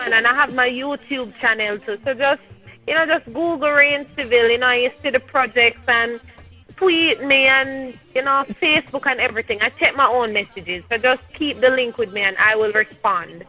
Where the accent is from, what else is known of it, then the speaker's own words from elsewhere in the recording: Jamaica; so I'm a Jamaican. I embrace my nationality.